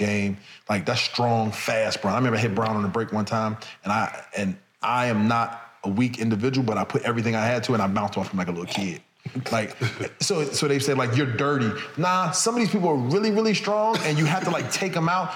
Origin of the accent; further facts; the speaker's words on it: New Jersey, United States; I'm from Jersey, Philly right there.